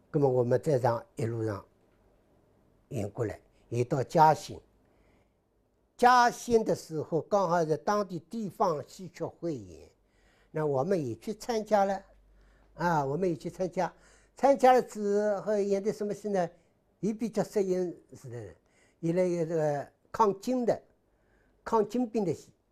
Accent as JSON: {"language": "Chinese", "region": "Shanghai", "country": "China", "said": "我们上海人"}